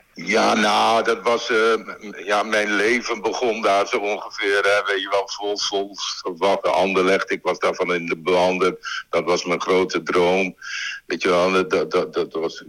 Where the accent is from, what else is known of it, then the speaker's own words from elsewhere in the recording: Winschoten, Groningen, Netherlands; moved away as an adult; also born or lived in Brussels; ik kom uit Winschoten